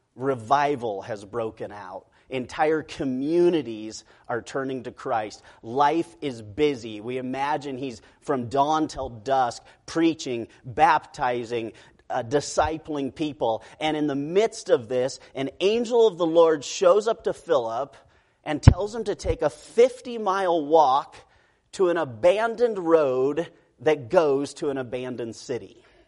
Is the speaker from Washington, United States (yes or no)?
no; Rocky Mountains of Idaho, United States; moved away as an adult; also born or lived in Hungary; now in United Kingdom; I grew up in the Rocky Mountains of Idaho